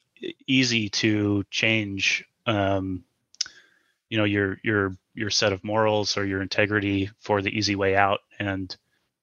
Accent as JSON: {"language": "English", "area": "the Midwest, the Show Me State", "region": "Missouri", "country": "United States", "said": "we're from the Midwest, a show me state, so we're very frugal. You know, we grew up lower middle class"}